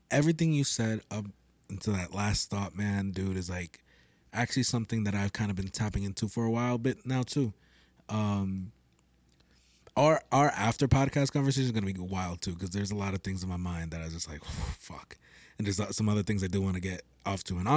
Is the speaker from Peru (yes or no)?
yes; Peru